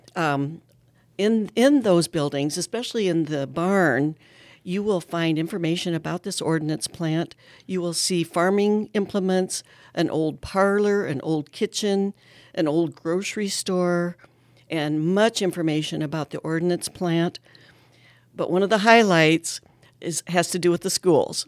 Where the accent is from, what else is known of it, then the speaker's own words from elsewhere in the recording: Ankeny, Iowa, United States; growing up in Ankeny in the fifties